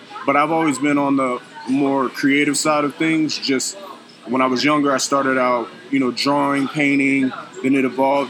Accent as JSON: {"language": "English", "town": "Phoenix", "region": "Arizona", "country": "United States", "tie": "born there", "said": "Yeah, I was actually born in Phoenix."}